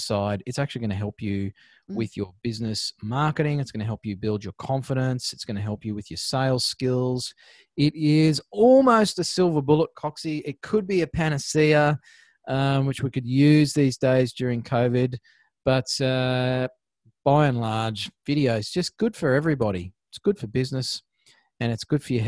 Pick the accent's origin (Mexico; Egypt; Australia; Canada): Australia; accent: Ocker; my Ocker accent